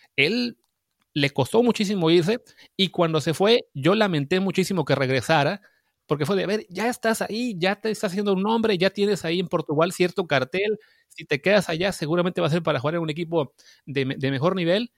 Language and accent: Spanish; Veracruz, Mexico; yo que soy de Veracruz